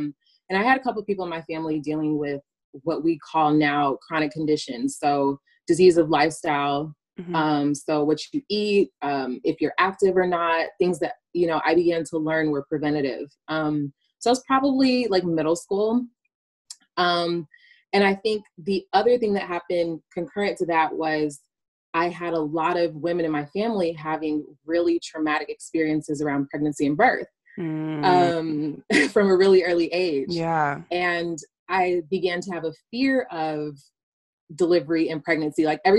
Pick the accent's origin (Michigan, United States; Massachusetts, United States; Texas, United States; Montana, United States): Texas, United States; Houston; also born or lived in Nigeria; I am from Houston, Texas, by way of Nigeria, by way of wanting, I never know how to answer that question.